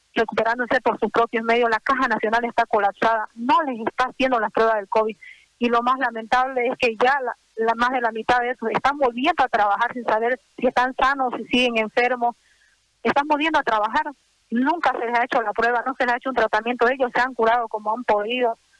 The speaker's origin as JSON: {"language": "Spanish", "region": "Santa Cruz", "country": "Bolivia", "said": "somos humanos, somos cruceños, somos bolivianos, trabajamos para acá"}